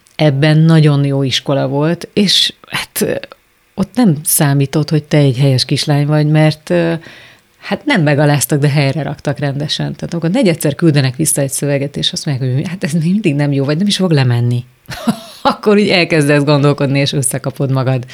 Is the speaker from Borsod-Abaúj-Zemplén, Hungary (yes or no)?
no; Szigetvár, Baranya, Hungary; moved away as an adult; also born or lived in Kaposvár; now in Budapest, Hungary; Szigetvári általános iskolában tanítanék, ahol egyébként tanultam is